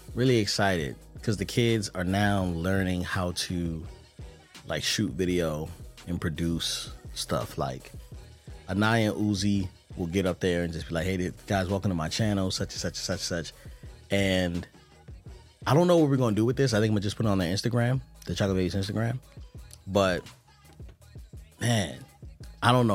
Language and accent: English; Baltimore, Maryland, United States; moved away; I'm coming from Baltimore.